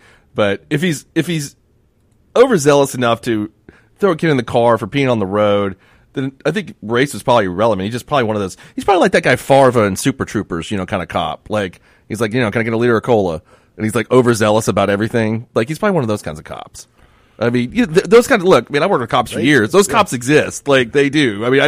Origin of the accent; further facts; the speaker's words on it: Turkey; he says, what country are you from? I was like, sir, I'm from Turkey.